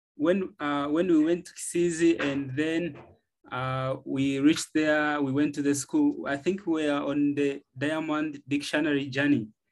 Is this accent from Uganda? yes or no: yes; Uganda; I'm from Uganda, East Africa